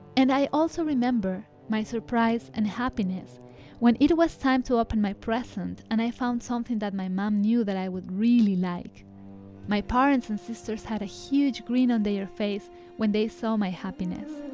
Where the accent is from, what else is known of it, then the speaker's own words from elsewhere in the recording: Ecuador; moved away; Ecuador, where I grew up, is a Catholic country